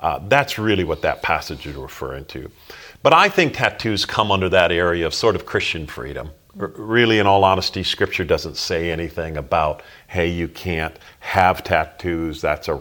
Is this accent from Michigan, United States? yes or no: yes; Holland, Michigan, United States; moved away as an adult; Growing up in Holland, Michigan